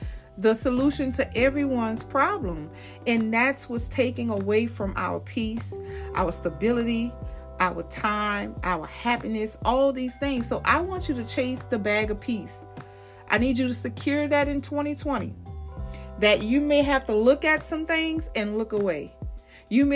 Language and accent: English; New Orleans, Louisiana, United States; I'm from New Orleans